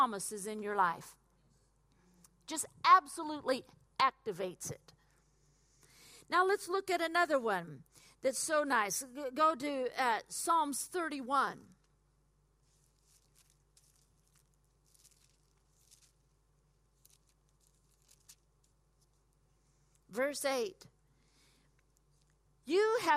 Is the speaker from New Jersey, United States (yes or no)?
no; Oklahoma, United States; moved away; where I grew up in Oklahoma